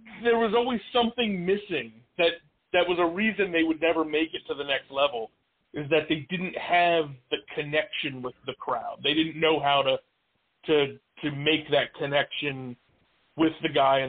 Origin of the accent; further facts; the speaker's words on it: New Jersey, United States; I'm born and raised in South Jersey